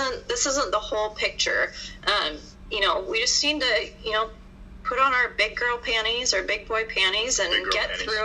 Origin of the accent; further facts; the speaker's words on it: Pacific Northwest, United States; moved away as an adult; also born or lived in Washington State; now in Minnesota, United States; I grew up in the Pacific Northwest